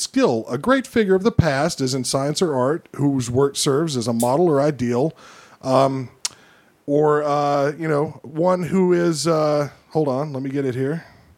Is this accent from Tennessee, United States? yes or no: yes; Oak Ridge, Tennessee, United States; I'm from Oak Ridge.